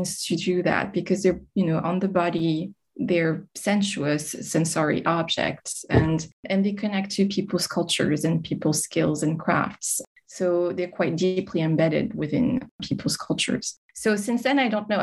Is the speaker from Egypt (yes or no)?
no; Montreal, Quebec, Canada; now in France; I grew up in Montreal in Canada before moving to France.